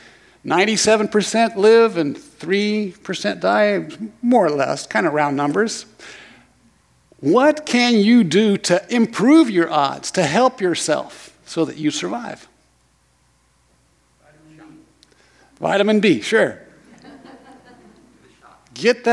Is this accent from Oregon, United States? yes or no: yes; Lorane, Oregon, United States; I grew up in Lorain, Oregon, just over the hill.